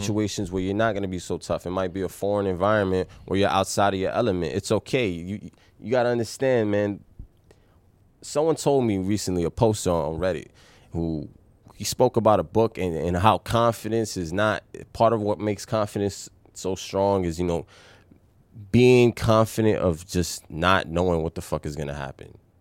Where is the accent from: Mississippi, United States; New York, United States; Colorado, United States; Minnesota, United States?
New York, United States; New York City; growing up in the Bronx